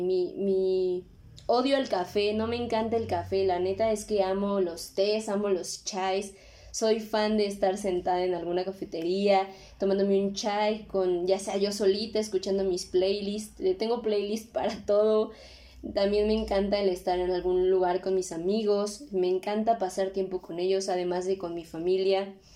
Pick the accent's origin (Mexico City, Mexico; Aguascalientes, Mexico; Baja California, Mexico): Mexico City, Mexico; soy de la Ciudad de México